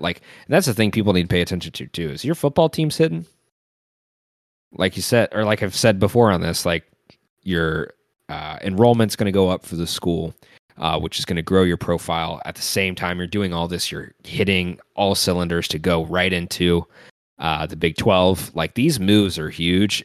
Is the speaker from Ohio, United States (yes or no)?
yes; Cincinnati, Ohio, United States; watched so many Bengals games throughout my entire life growing up in Cincinnati